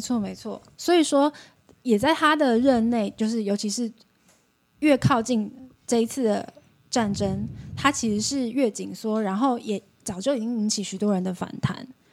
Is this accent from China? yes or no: no; Taiwan; moved away as an adult; also born or lived in Moscow, Russia; 跟我们台湾人一样